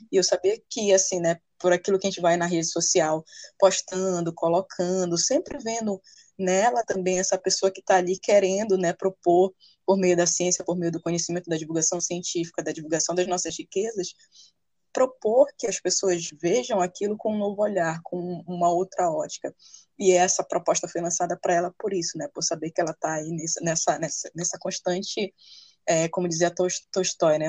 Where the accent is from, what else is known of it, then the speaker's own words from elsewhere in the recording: Santana, Amapá, Brazil; sou nascida no Amapá, na cidade de Santana, santanense, segunda maior cidade do estado.